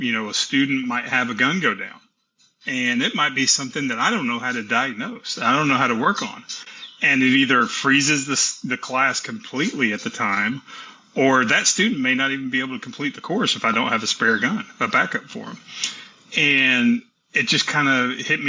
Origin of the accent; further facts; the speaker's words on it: Tennessee, United States; also born or lived in Texas; I was born in Texas and raised in Tennessee